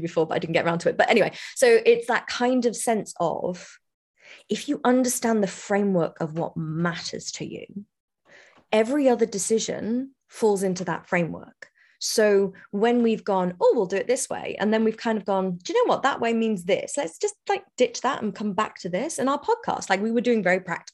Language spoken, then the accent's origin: English; United Kingdom; I'm British